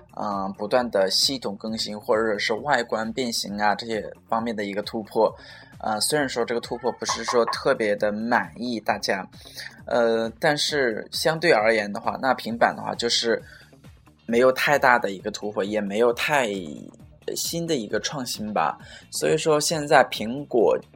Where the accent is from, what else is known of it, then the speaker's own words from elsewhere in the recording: China; also born or lived in Suzhou; 我们中国人